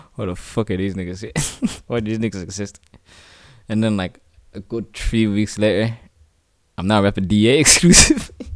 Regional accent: Dublin, Leinster, Ireland; also born or lived in South Africa; born and raised in the city, Dublin, my home is D eight

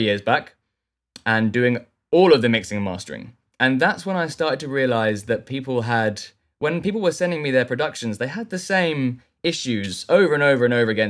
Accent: south coast of England, United Kingdom; moved away as an adult; now in London, United Kingdom; I live in London now. I grew up on the south coast of England

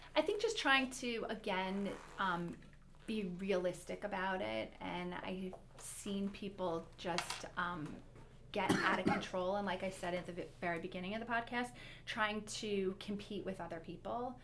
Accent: Detroit, Michigan, United States; we grew up in Detroit

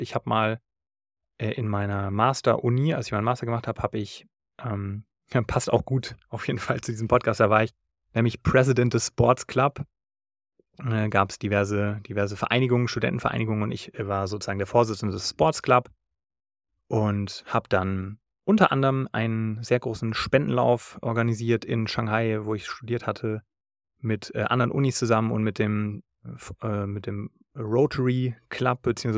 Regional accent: Taunus, Hesse, Germany; Das ist der Berg im Taunus, wo ich herkomme

